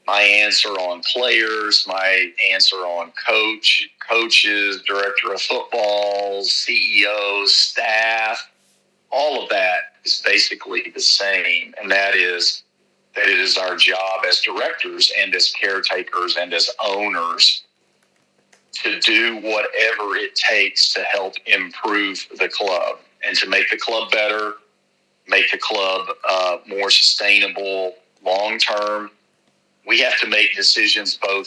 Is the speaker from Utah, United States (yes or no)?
no; Dallas, Texas, United States; growing up in Dallas